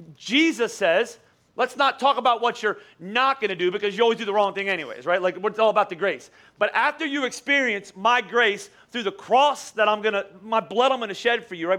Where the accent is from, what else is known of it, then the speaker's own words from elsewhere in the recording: Boyertown, Pennsylvania, United States; I, I grew up in Boyertown. I went to Boyertown Elementary School